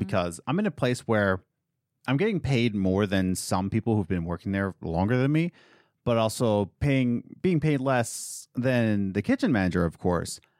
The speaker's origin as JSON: {"language": "English", "country": "United States", "said": "as American"}